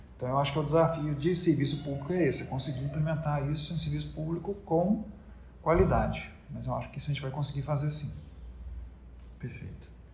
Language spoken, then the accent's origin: Portuguese; Minas Gerais, Brazil; moved away as an adult; also born or lived in Belo Horizonte / Strasbourg / Paris; now in Salvador, Brazil; eu não sou de Salvador, eu sou mineiro